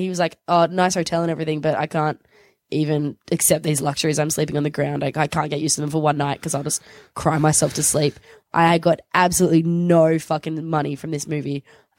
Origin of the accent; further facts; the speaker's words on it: Australia; I am Australian.